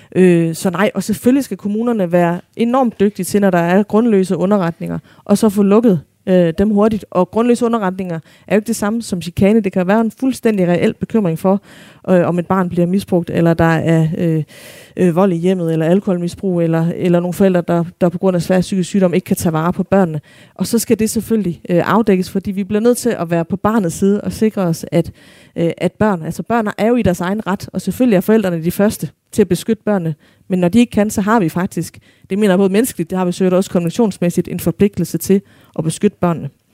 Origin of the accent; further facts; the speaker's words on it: Denmark; som danskere